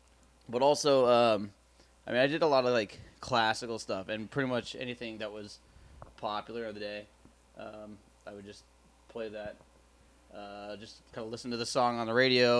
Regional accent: Atlanta, Georgia, United States; moved away; Well, I'm from Georgia. I was born in Atlanta Hospital.

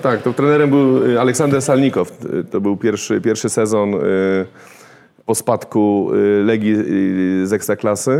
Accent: Warsaw, Masovian Voivodeship, Poland; tam gdzie ja się wychowywałem na woli

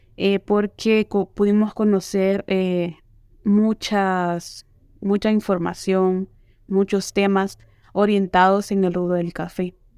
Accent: La Labor, Ocotepeque, Honduras; soy de Laboro Cotepeque

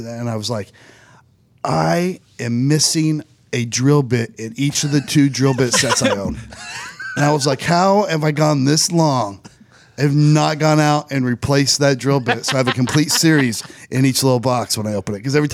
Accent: Indiana, United States; We're from Indiana.

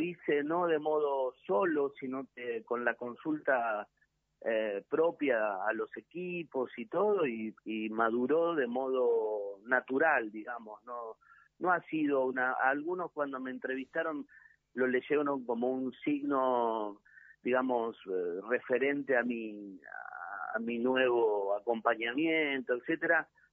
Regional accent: Quilmes, Berazategui and Varela, Buenos Aires Province, Argentina; Quilmes, Verazate y Varela, que es mi tierra

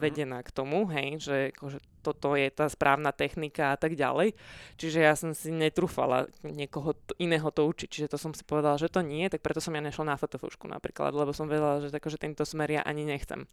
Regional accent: Pezinok, Bratislava Region, Slovakia; ja som sa síce narodila v Bratislave, ale ja som z Pezinka, celá rodina, čiže my sme tam, uh, my sme bývali v takej odlahlejšej časti

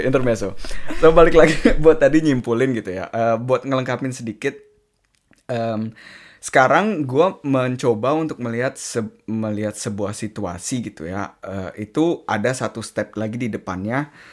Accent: Indonesia; moved away; gue dari Indonesia

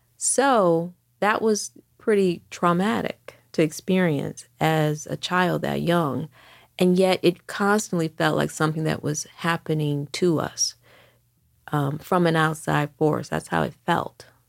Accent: Detroit, Michigan, United States; moved away as an adult; now in New York City, United States; I grew up in Detroit throughout the sixties and seventies

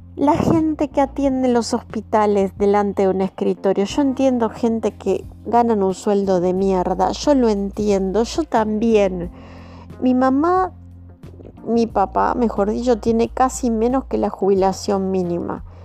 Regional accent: Argentina; como argentinos que somos

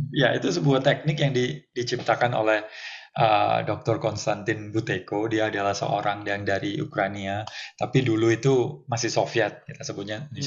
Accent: Surabaya, East Java, Indonesia; moved away; also born or lived in Jakarta / Bali; Di Surabaya lahirnya

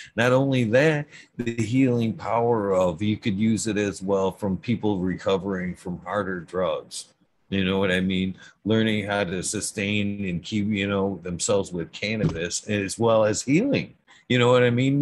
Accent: Genesee County, Michigan, United States; I'm from Genesee County

